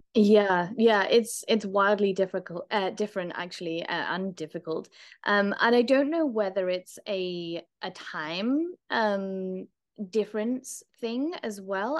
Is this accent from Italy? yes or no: no; United Kingdom; as a British person